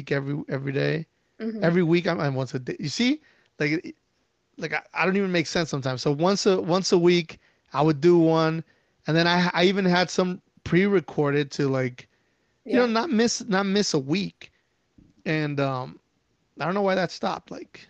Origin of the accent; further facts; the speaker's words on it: Mexico City, Mexico; I grew up in Mexico City